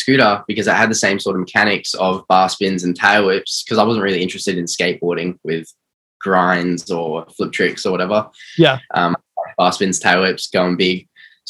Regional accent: Melbourne, Victoria, Australia; I'm from Melbourne, Australia. I'm from northeast side

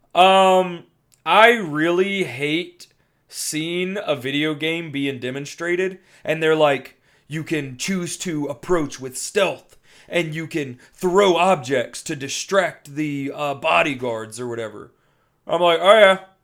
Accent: Louisiana, United States; I was raised in Louisiana

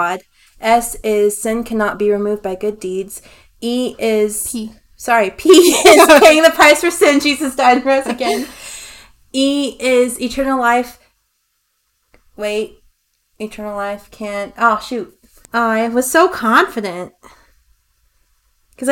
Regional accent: Missouri, United States; moved away; I'm from Missouri

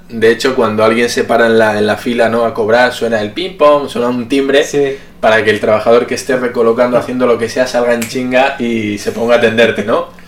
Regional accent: Spain; also born or lived in Japan; now in Mexico; como español, yo lo entiendo.

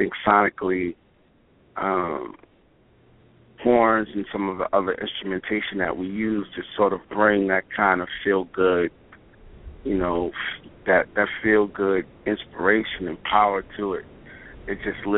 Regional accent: New York City, New York, United States; I'm from Brooklyn

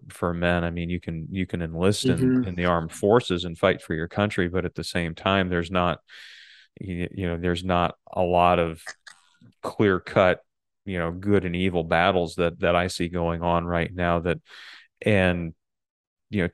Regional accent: Michigan, United States; I'm growing up in Michigan

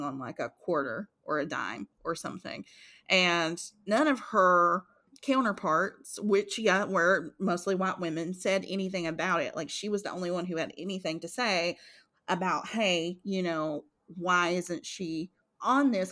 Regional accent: Eastern Kentucky, United States; we came from Eastern Kentucky.

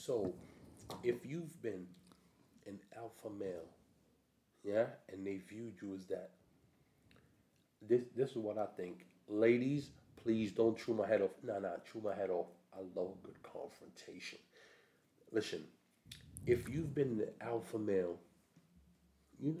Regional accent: New York City, New York, United States; moved away as an adult; now in England; I'm a New Yorker. I'm from, you know, Brooklyn, Flatbush

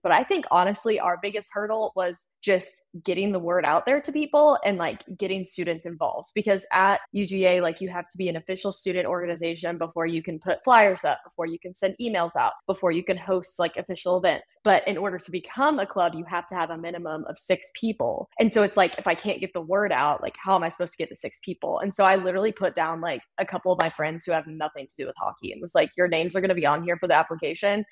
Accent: Winston-Salem, North Carolina, United States; I grew up in North Carolina

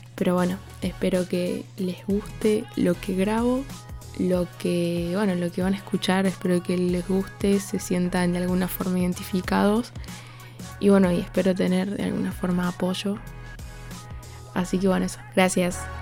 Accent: Córdoba, Argentina; soy de Córdoba Capital

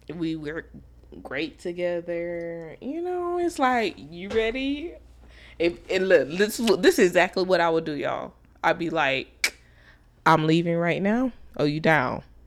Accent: Dallas, Texas, United States; I'm from Dallas

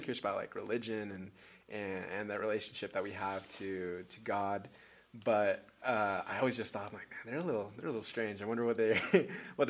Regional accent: Utah, United States; also born or lived in Peru / Florida; growing up in Utah

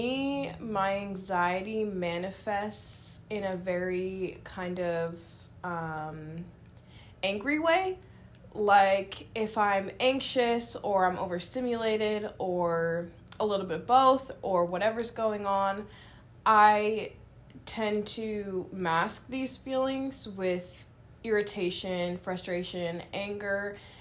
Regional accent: San Francisco, California, United States; moved away as an adult; now in Louisville, United States; I was born and raised in San Francisco, California, and I now live in Louisville, Kentucky

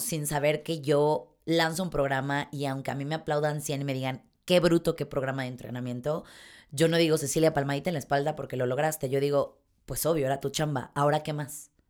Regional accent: Mexico; como mexicana que soy

